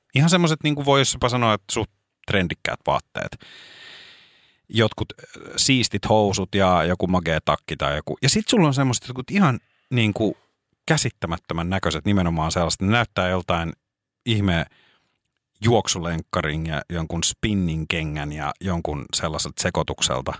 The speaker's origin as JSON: {"language": "Finnish", "town": "Espoo", "region": "Uusimaa", "country": "Finland", "said": "jossain vaiheessa nuorempana oli tietyn, meillä päin niin sanotusti, niin oli tietynlainen tyyli"}